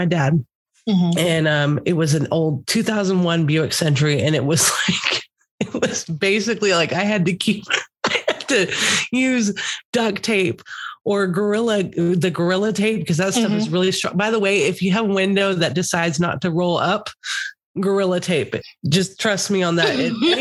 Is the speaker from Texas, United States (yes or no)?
yes; Texas, United States; I'm from Texas